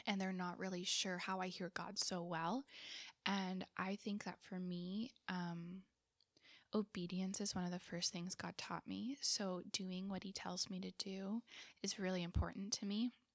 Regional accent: Southern California, United States; now in Fremont, United States; I grew up in Southern California

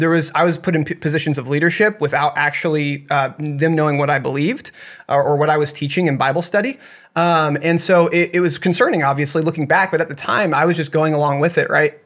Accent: Blue Springs, Missouri, United States; also born or lived in Montana / Kansas City; I grew up, uh, most of my life over that way

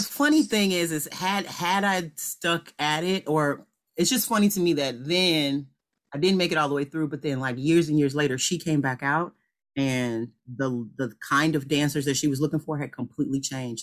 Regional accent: Chicago, Illinois, United States; I am originally from the city, from Chicago.

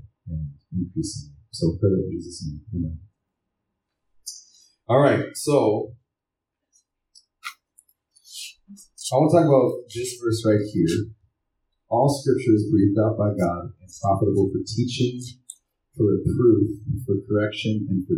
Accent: Wyoming, United States; I'm from Wyoming and there's a lot of farms and ranches in Wyoming

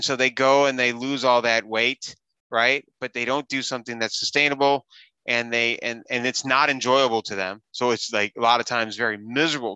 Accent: Wisconsin, United States; I grew up in Wisconsin

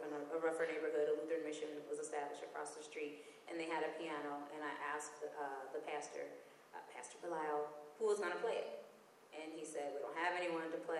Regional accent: Davenport, Iowa, United States; moved away as an adult; now in Minneapolis, United States; I'm from Davenport, Iowa. The neighborhood would be very similar to like a Frogtown

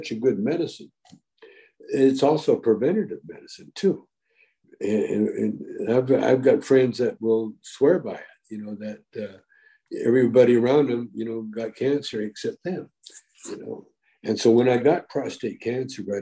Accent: Calgary, Alberta, Canada; moved away; also born or lived in Vancouver, Canada; I grew up in Calgary, Alberta, Canada.

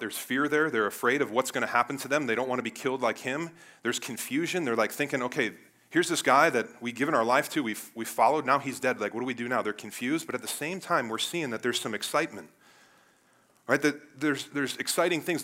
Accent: Cleveland, Ohio, United States; I'm from Cleveland, the Browns

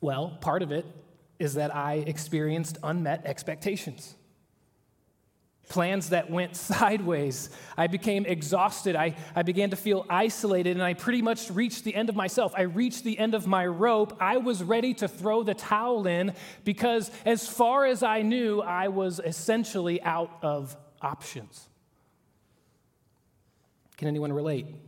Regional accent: Oklahoma, United States; moved away; I'm from Oklahoma.

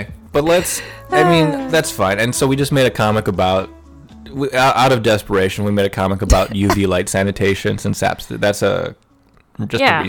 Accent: United States

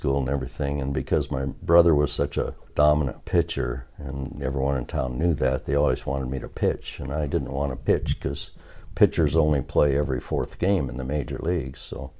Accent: Washington, United States; also born or lived in South Dakota; I was born in South Dakota, raised in Washington. It's where the Corn Palace is, if you've ever heard of that. That was during the war. I was a war baby. And as soon as my father could get tires, rationing, we moved to Washington.

